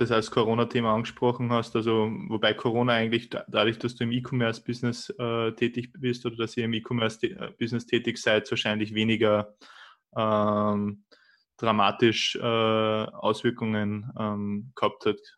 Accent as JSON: {"language": "German", "country": "Austria", "said": "aber bei uns in Österreich merkt man das ziemlich, ziemlich stark"}